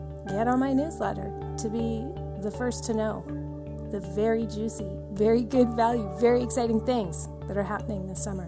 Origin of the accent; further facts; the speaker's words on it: Shawnigan Lake, British Columbia, Canada; I grew up in the Cowichan Valley and in Shaunigan Lake here on Vancouver Island.